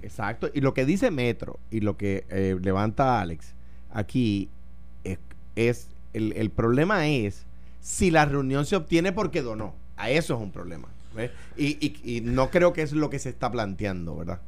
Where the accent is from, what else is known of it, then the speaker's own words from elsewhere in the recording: Puerto Rico; Como puertorriqueño